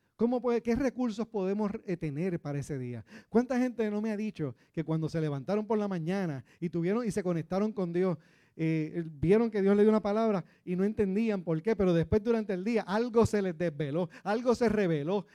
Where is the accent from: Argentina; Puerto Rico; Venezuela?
Puerto Rico